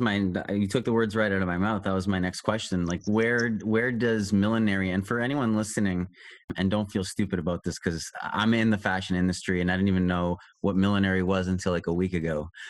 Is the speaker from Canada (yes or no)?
yes; Toronto, Ontario, Canada; I grew up in Toronto